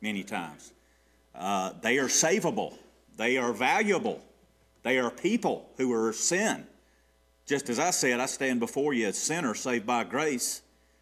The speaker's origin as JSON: {"language": "English", "town": "Gainesville", "region": "Georgia", "country": "United States", "tie": "born or raised there", "said": "I grew up in the Queen City"}